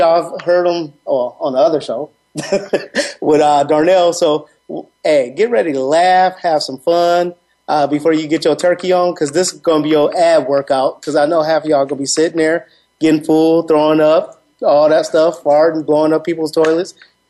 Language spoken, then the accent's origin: English; Waukegan, Illinois, United States; also born or lived in Gurnee, Illinois; now in Arizona, United States; I am back in the hometown, Lake County, Waukegan, Illinois, Gurnee.